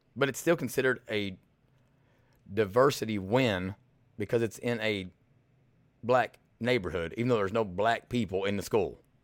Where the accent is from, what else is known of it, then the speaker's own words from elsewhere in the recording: Eastern Kentucky, United States; now in Louisville, United States; I'm from Eastern Kentucky